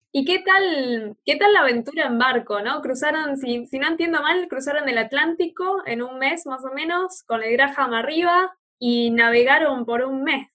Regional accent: Buenos Aires, Argentina; moved away; also born or lived in Australia; yo me crié en Buenos Aires y después cuando me fui a Australia

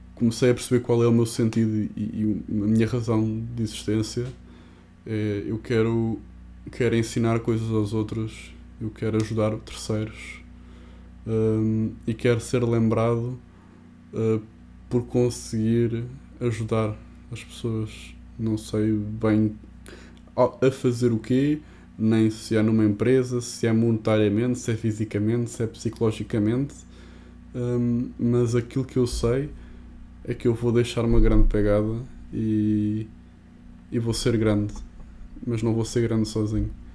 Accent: Portugal; nós, num país destes, que nós temos a tradição da luta

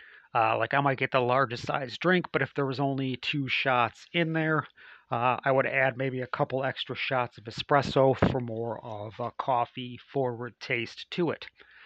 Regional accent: Chicago, Illinois, United States; And I just returned from a trip back to my hometown area. I traveled back to Chicago.

